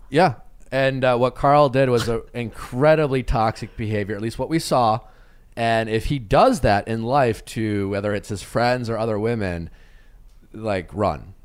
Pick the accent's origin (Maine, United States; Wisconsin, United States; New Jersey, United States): Wisconsin, United States; Milwaukee; I'm from Milwaukee